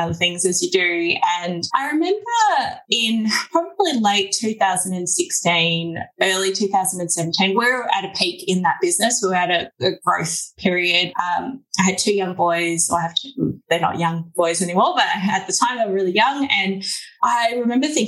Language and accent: English; Australia; accent: Aussie; also born or lived in Melbourne, Australia; my Aussie accent